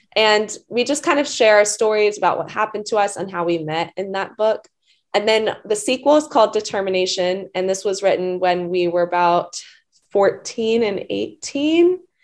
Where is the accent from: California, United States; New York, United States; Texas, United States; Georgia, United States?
Georgia, United States; Atlanta; I'm from Atlanta